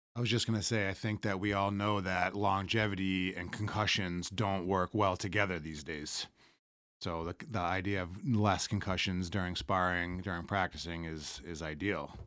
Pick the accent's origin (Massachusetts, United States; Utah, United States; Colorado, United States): Massachusetts, United States; North; also born or lived in Mansfield, Massachusetts; I grew up around North, North